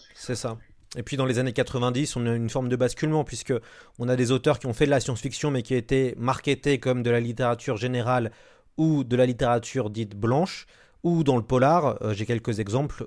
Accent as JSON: {"language": "French", "country": "France", "said": "en tant que français, auteur français"}